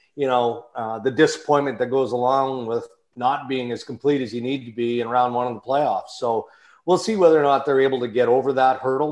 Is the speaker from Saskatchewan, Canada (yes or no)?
yes; Saskatchewan, Canada; moved away; also born or lived in Ontario; I grew up in Western Canada, grew up in Saskatchewan, grew up on a farm